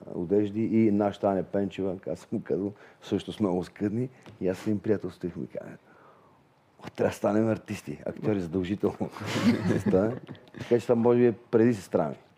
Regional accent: Vidin, Vidin Province, Bulgaria; аз съм от Видин

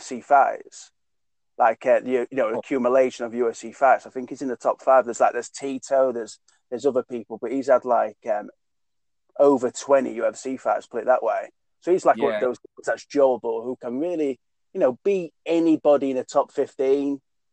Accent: Doncaster, Yorkshire and the Humber, United Kingdom; a guy who's from my hometown, Mark Diakese, and he's from Doncaster

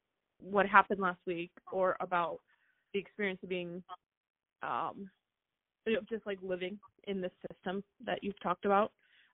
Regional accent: United States; And I'm American

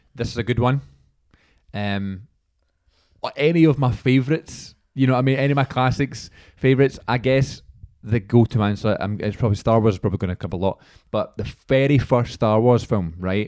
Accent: Scotland, United Kingdom; we're Scottish

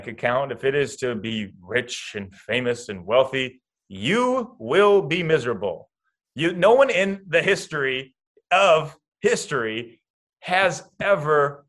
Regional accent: Iowa, United States; Kyle Korver, who I grew up with in Iowa

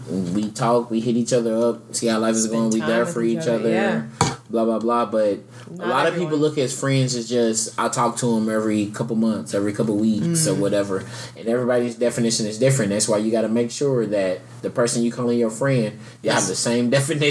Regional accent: Southeast, United States; also born or lived in Louisville, Kentucky; For growing up in the Southeast, it's like, it's just polite. Southern hospitality.

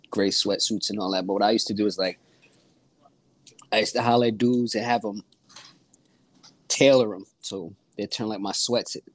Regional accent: Catskill, New York, United States; now in Albany, United States; York. A little bit up from from eight four five. I'm from five one eight.

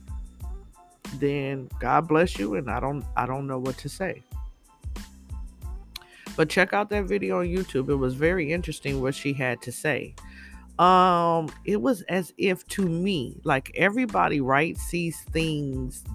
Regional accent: United States; I'm an American, born and raised here

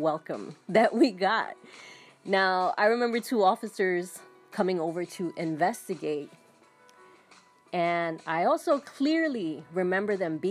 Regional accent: New York City, New York, United States; When I was about 5 years old, my family moved to another apartment in the Bronx. I grew up in New York City.

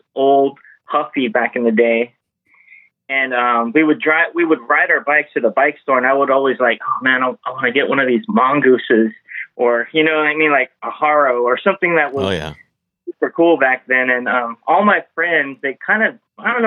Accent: San Francisco, California, United States; also born or lived in Daly City, California; growing up, I was born in San Francisco

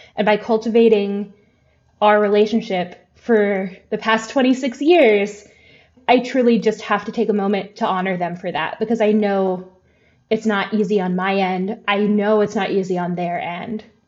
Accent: the American South, United States; I am a white person growing up in the South

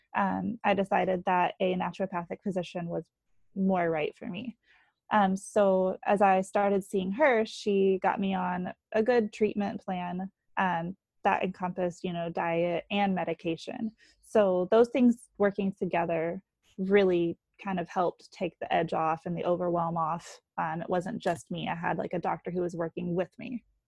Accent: North Carolina, United States; moved away as an adult; now in New Hampshire, United States; I grew up in North Carolina.

